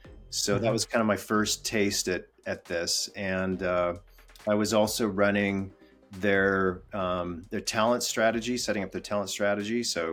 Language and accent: English; Western US, United States; So, where I'm from is a complicated question. I grew up in the Western US, California, Arizona, Utah.